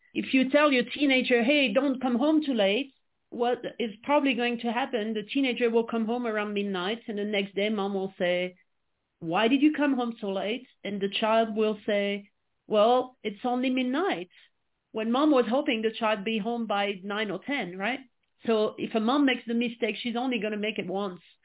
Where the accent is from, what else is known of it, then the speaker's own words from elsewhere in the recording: France; English is a second language; moved away as an adult; now in United States; I was born and raised in France, which I'm sure you can quickly pick up uh, with my accent